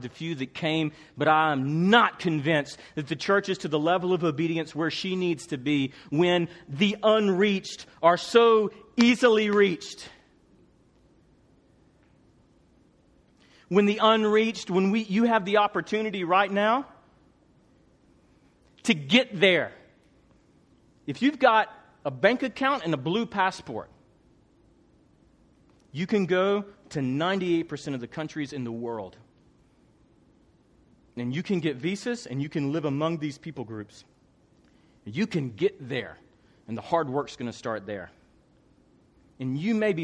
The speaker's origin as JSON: {"language": "English", "region": "Tennessee", "country": "United States", "said": "I'm from Tennessee"}